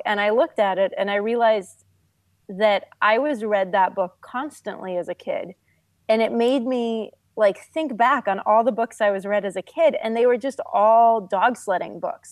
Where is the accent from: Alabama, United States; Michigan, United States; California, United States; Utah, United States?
California, United States; moved away; also born or lived in Norway; I grew up in California, and when I was a kid, my family lived in Norway.